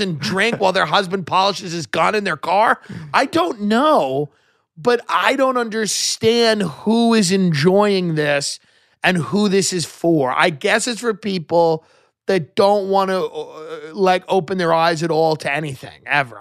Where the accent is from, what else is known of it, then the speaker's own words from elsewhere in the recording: Long Island, New York, United States; the boomers that I grew up with on Long Island